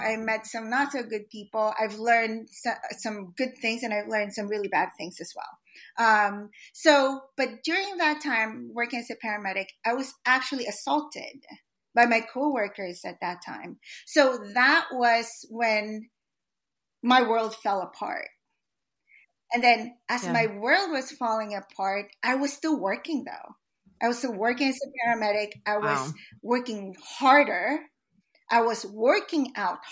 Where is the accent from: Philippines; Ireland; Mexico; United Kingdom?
Philippines; also born or lived in Philadelphia, United States; now in United States; as a Filipino immigrant